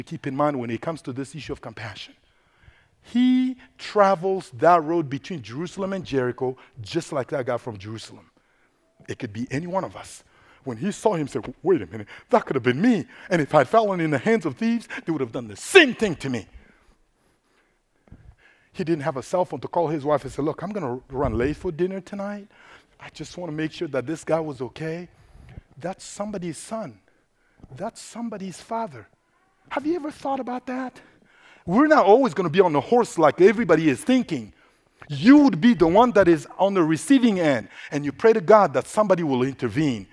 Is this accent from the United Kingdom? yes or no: no; Central African Republic; first language Sango; English is a second language; moved away; I am originally from the Central African Republic, located in the heart of Africa.